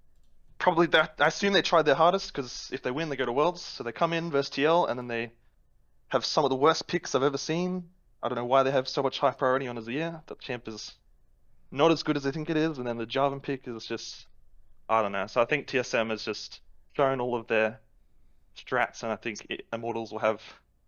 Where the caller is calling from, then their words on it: Gold Coast, Queensland, Australia; Gold Coast, Australia.